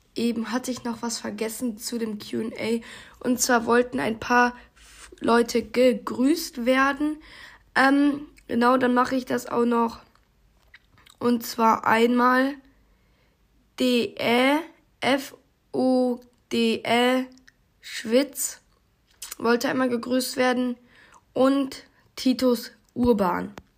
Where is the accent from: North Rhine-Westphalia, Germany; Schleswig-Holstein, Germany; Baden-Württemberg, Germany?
North Rhine-Westphalia, Germany; ich komme aus Nordrhein-Westfalen